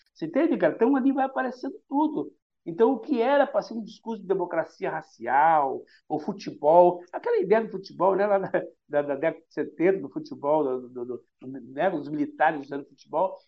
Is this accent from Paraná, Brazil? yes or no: yes; Curitiba, Paraná, Brazil; moved away as an adult; now in Salvador, Brazil; eu sou do Paraná, entendeu? E eu sou o cara criado e nascido e vivido no futebol de várzea. Parei quando vim para Salvador